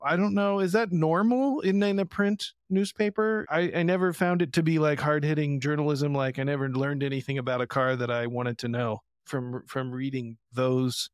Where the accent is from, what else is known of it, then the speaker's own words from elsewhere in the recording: Indiana, United States; moved away; I'm from Indiana